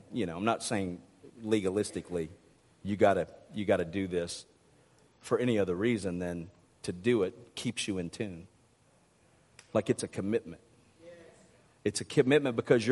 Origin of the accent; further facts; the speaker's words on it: Mississippi, United States; now in Arkansas, United States; I might live in Arkansas, but I was raised in Mississippi.